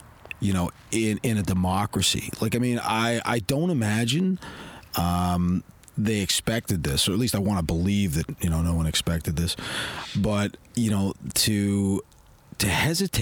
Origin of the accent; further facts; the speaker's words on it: Canada; if I'm Canadian. It's like, well, yeah